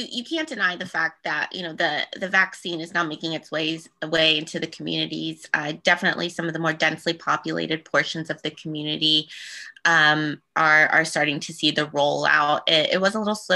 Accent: Eastern Panhandle, West Virginia, United States; the community that I represented, it is my hometown. It's where I grew up

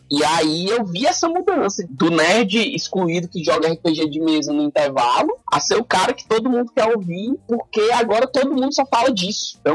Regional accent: Brazil; Os caras só não me botavam na lata do lixo porque eu nasci no Pirambu.

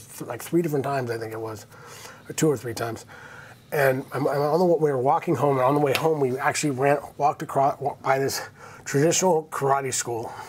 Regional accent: Santa Barbara, California, United States; Born and raised in Santa Barbara

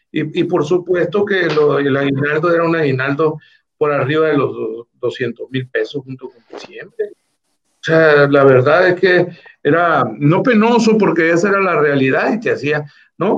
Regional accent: La Ribera, Baja California Sur, Mexico; Yo soy originario de la Ribera

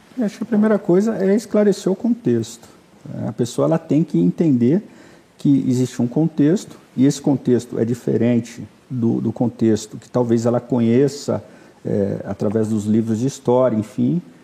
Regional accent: Campinas, São Paulo, Brazil; eu sou de Campinas

